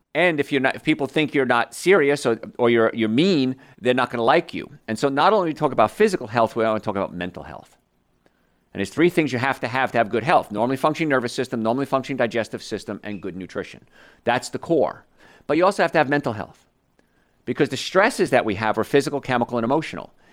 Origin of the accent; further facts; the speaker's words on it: around New York, United States; I grew up around New York